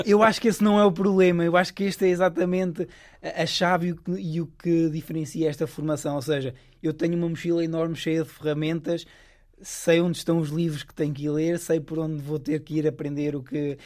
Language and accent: Portuguese; Coimbra, Centro, Portugal; moved away as an adult; now in Stanford, United States; eu sou de Coimbra